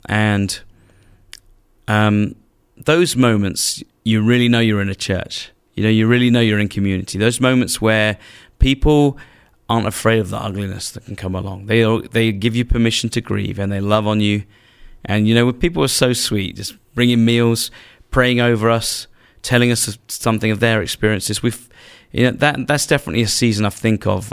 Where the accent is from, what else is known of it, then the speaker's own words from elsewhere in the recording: England, United Kingdom; as an English man